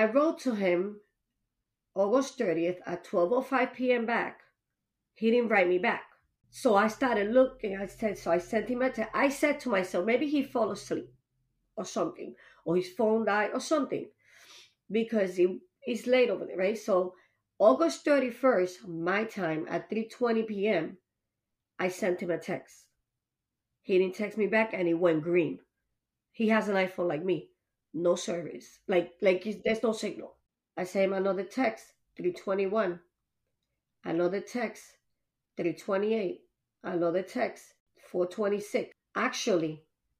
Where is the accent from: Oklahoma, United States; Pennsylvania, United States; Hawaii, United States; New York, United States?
New York, United States; Long Island; now in Massachusetts, United States; I'm from Long Island